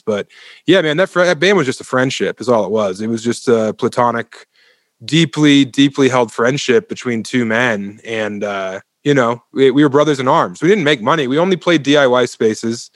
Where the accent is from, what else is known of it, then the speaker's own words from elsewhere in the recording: Elizabeth, Colorado, United States; also born or lived in Denver, Colorado / Ithaca, New York; I was born and raised on the eastern plains of Colorado in Elizabeth, Colorado